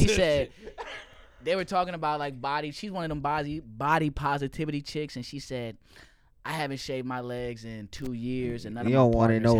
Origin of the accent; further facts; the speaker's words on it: the South, United States; I grew up in the South